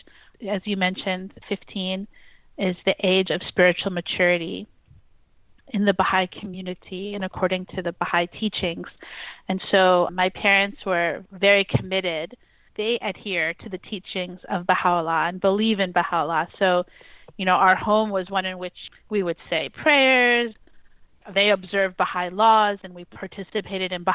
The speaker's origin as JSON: {"language": "English", "town": "New York City", "region": "New York", "country": "United States", "tie": "born or raised there", "said": "I actually was growing up in New York City"}